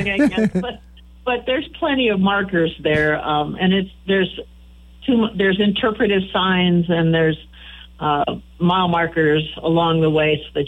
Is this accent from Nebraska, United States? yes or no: yes; Kearney, Nebraska, United States; moved away as an adult; now in Chadron, United States; I grew up in Buffalo County in the Kearney area, and even as a native Nebraskan